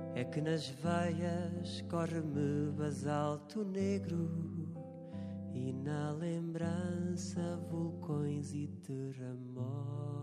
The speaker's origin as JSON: {"language": "Portuguese", "region": "Azores", "country": "Portugal", "also_born_or_lived": "Mozambique"}